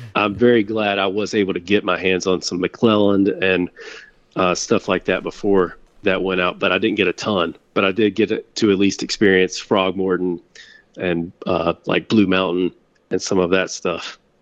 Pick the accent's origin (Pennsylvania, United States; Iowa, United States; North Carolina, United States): North Carolina, United States; Winston-Salem; I grew up in, actually, in Winston-Salem. So, right in the heart of tobacco country